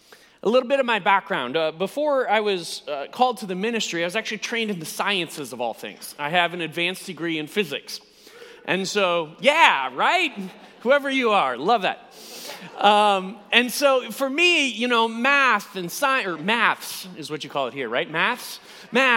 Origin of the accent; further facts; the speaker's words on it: United States; You can immediately tell by my accent that I'm not from these parts. I am indeed from the United States, and this is my first visit to the UK